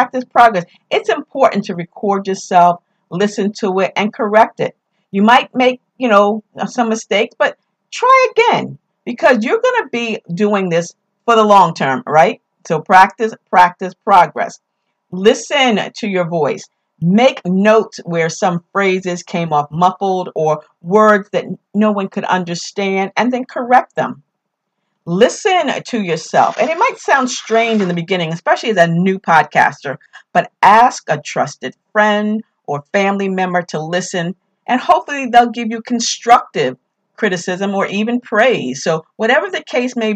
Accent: New York, United States; accent: New York; my New York accent

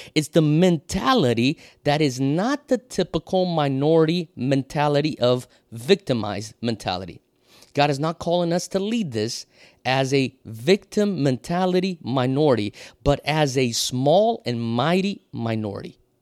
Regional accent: Brazil; moved away as an adult; also born or lived in Europe / United States; now in Hawaii, United States; I was born and raised in Brazil, so I speak Portuguese

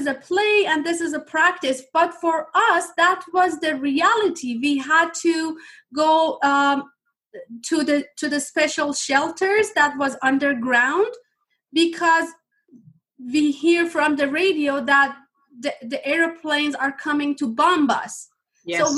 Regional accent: Iran; English is a second language; moved away as an adult; now in Canada; when I was a child, my home country was in war

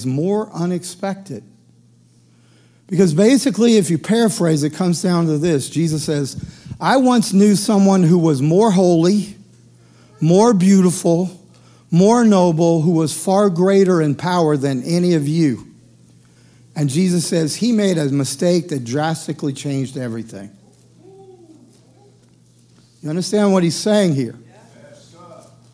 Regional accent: the South, United States; I grew up in the South.

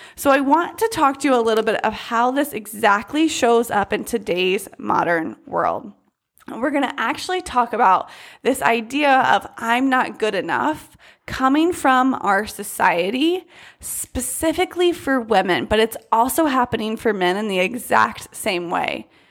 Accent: United States; growing up in the United States

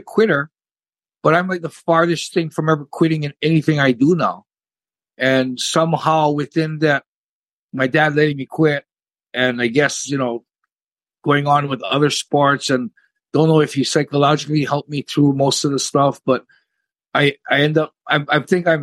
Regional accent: Honolulu, Hawaii, United States; I grew up in, born and raised in Honolulu, Hawaii

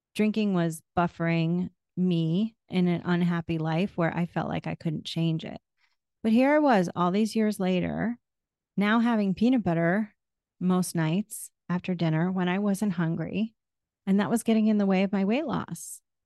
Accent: New England, United States; moved away; also born or lived in Florida; I grew up in New England

